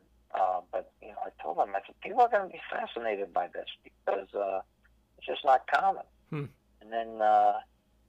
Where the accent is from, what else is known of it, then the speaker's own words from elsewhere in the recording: Pennsylvania, United States; growing up in Pennsylvania